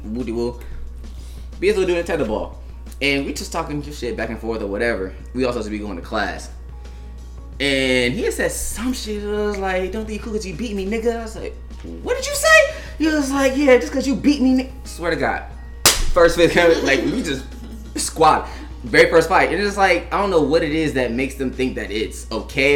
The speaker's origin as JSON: {"language": "English", "region": "California", "country": "United States", "tie": "born or raised there", "said": "where I grew up in Cali, like I was surrounded by like it was blacks, Hispanics, and Asians all around me."}